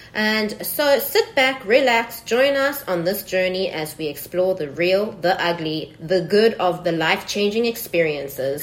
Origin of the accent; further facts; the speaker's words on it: England, United Kingdom; moved away as an adult; now in Taiwan; I'm from England